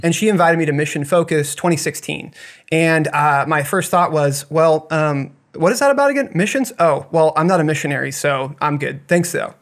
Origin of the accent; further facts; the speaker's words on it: Blue Springs, Missouri, United States; also born or lived in Montana / Kansas City; I grew up, uh, most of my life over that way